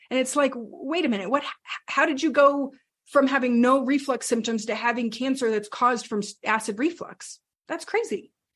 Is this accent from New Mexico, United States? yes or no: yes; New Mexico, United States; We grew up, my, my brother and I, we grew up in New Mexico